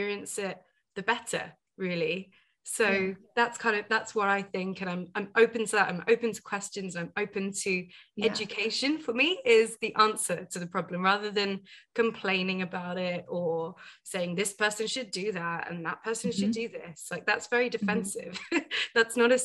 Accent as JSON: {"language": "English", "country": "United Kingdom", "also_born_or_lived": "Asia", "said": "I'm a first generation British Indian woman, right? So my parents moved over"}